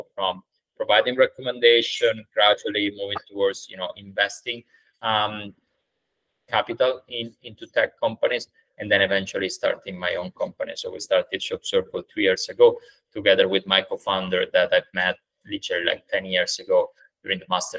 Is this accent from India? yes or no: no; Italy; moved away as an adult; now in United Kingdom; I'm Italian. So I did grow up in Italy, and then I moved in the UK for my master's degree 10 years ago